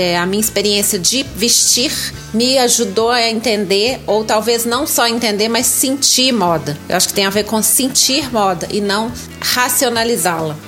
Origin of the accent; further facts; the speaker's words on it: Minas Gerais, Brazil; accent: mineirinho; tenho 50 anos, sou mineira